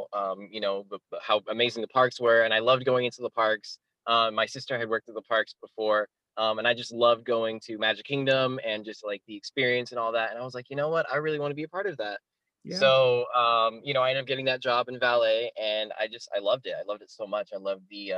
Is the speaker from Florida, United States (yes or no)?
yes; Altamonte Springs, Florida, United States; I've pretty much stayed in Florida. I've moved around quite a bit in Florida, but yeah, I was born in Altamont Springs, which is kind of like south of Orlando